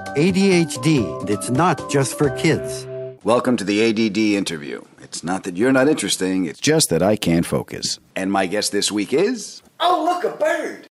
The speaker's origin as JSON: {"language": "English", "town": "Huntington", "region": "New York", "country": "United States", "tie": "born or raised there", "said": "that's home, Strong Island, baby. I'm from Huntington"}